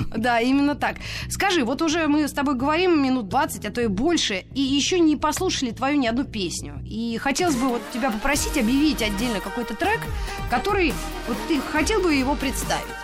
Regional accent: Moscow, Russia; Мы, москвичи

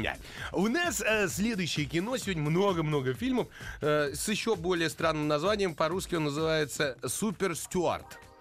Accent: Russia; мы из России

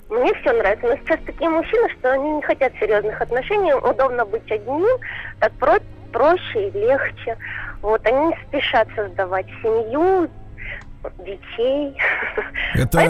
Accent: Gelendzhik, Krasnodar Krai, Russia; born there; now in Novorossiysk, Russia; Я родилась в Геленджике, а живу да. в Новороссийске.

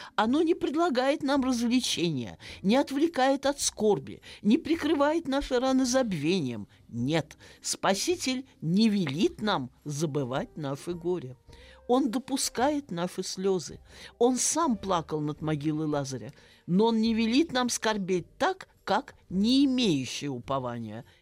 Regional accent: Saratov, Saratov Oblast, Russia; moved away; родилась и выросла в Саратове, напротив города Энгельса, бывшего Покровска.

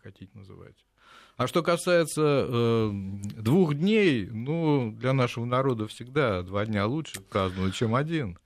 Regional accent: Lyubertsy, Moscow Oblast, Russia; в моем родном городе, подмосковных Люберцах

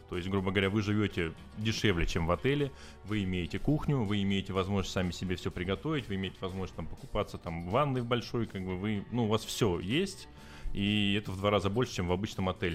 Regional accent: Novosibirsk, Novosibirsk Oblast, Russia; moved away as an adult; now in Sochi, Russia; Я вообще из Новосибирска.

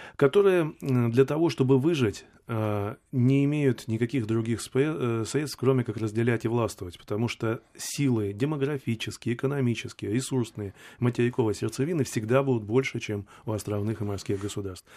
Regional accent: Siberia, Russia; я человек, как бы, сибиряк, да, родился в Сибири

